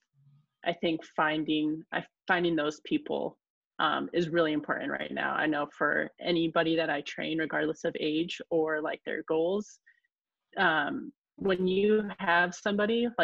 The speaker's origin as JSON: {"language": "English", "town": "Kodiak", "region": "Alaska", "country": "United States", "tie": "born or raised there", "said": "growing up in Kodiak is like a lot of places in Alaska"}